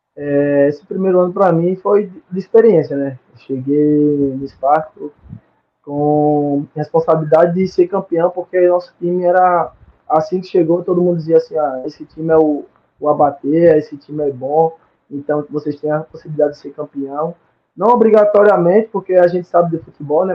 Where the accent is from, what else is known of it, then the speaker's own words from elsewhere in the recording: Murici, Alagoas, Brazil; moved away as an adult; also born or lived in Maceió / São Paulo; now in Malta; eu vinha de Maceió, sou de Maceió, de Murici